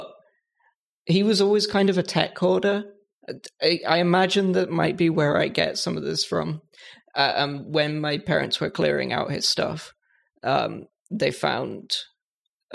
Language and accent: English; United Kingdom; I'm British